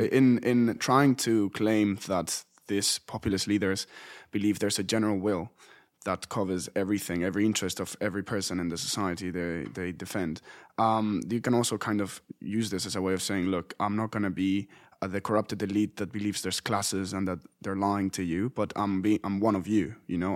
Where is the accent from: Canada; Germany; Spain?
Spain; moved away; In, in my home country